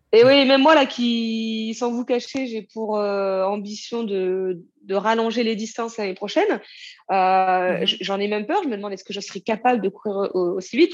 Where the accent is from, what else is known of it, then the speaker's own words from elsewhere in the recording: Normandy, France; je viens de Normandie